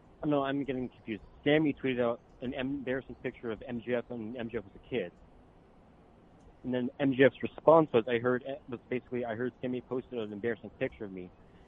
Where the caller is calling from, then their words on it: California, United States; calling from California.